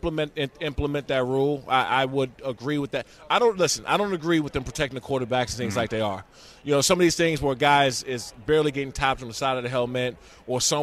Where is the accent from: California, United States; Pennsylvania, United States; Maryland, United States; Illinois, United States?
Maryland, United States; Prince George's County; I'm from Prince George's County, Maryland